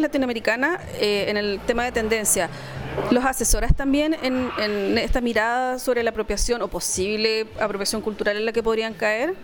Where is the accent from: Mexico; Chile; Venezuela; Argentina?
Chile; now in Paris, France